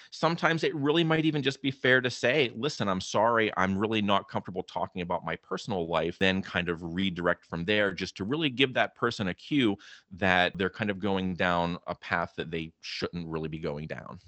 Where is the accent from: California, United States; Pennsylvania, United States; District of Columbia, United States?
Pennsylvania, United States; Clarion County, Western; moved away as an adult; now in New Jersey, United States; I grew up in Clarion County there in Western Pennsylvania myself